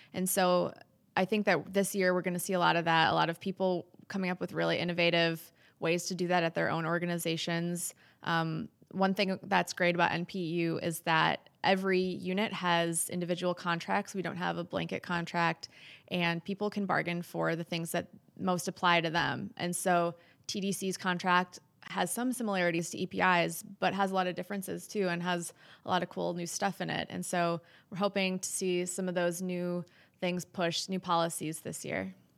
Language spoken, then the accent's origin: English; Wisconsin, United States; moved away; I'm from Wisconsin. I'm a fifth generation Wisconsinite